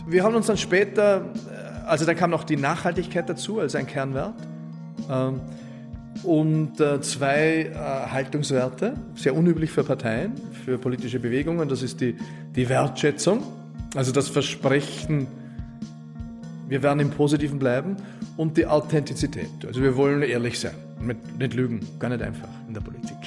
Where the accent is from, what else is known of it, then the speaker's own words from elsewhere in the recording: Wald am Arlberg, Vorarlberg, Austria; also born or lived in Innsbruck; now in Vienna, Austria; ich bin so irgendwie in Wald am Arlberg aufgewachsen